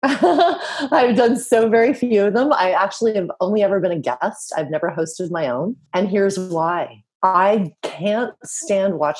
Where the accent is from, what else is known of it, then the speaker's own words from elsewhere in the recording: West Coast of Canada, Canada; moved away as an adult; now in Europe; I'm from the West Coast of Canada. I now live in Europe.